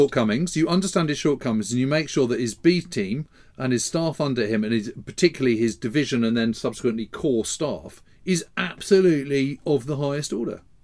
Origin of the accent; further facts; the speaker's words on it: United Kingdom; as a Brit, as a British historian